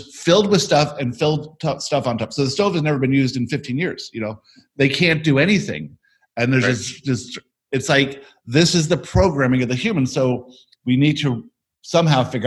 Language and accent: English; Florida, United States; we grew up in Florida